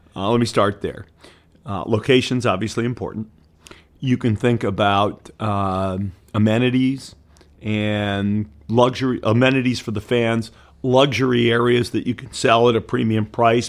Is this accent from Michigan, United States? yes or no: yes; Detroit, Michigan, United States; moved away; I grew up in Detroit